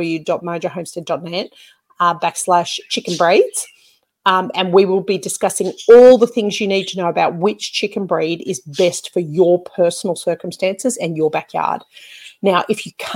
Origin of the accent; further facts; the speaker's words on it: Australia; accent: ocker (broad Australian); I've been told that I have got a bit of an ochre accent